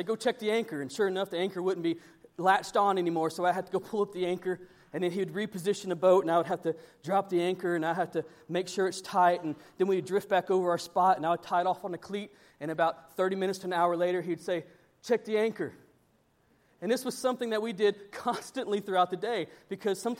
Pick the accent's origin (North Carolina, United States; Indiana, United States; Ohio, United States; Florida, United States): Florida, United States; Panama City; moved away; I come from Panama City. We do a lot of offshore fishing